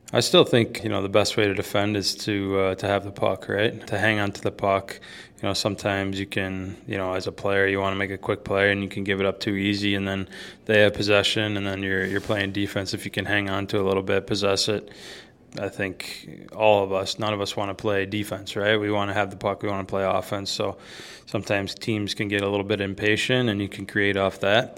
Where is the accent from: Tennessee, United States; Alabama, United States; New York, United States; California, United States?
New York, United States; Buffalo; moved away; also born or lived in Michigan; I grew up in Buffalo, too